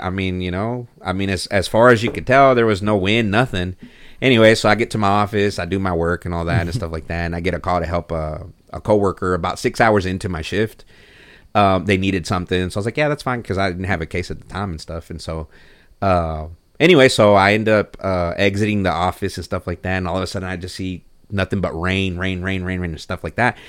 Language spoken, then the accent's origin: English; Mexico; now in Texas, United States; I actually wasn't born here. I was born in Mexico.